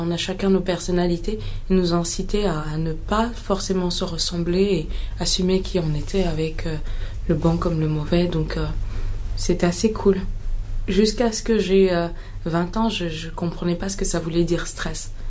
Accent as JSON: {"language": "French", "country": "Mali", "tie": "born or raised there", "also_born_or_lived": "Ghana"}